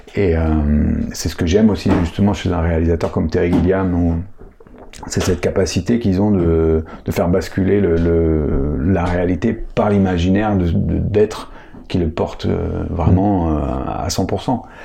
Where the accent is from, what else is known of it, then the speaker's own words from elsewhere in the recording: Paris, Île-de-France, France; moved away; je suis parisien, donc ma famille est à Paris, euh, mes attaches sont à Paris